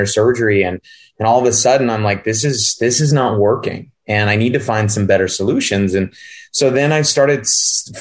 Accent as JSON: {"language": "English", "region": "Northern California", "country": "United States", "tie": "born or raised there", "also_born_or_lived": "Los Angeles, California", "moved": "as an adult", "lives_now": "Scottsdale, Arizona, United States", "said": "I'm originally from California. I grew up in the sticks in Northern California"}